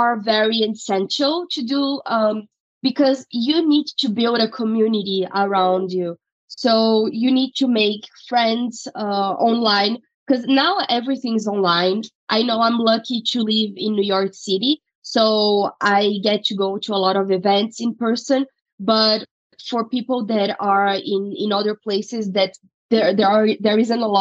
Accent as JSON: {"language": "English", "country": "Brazil", "moved": "as an adult", "lives_now": "United States", "said": "I'm originally from Brazil and I went to law school there. I graduated in 2016 and right after I moved to the U.S."}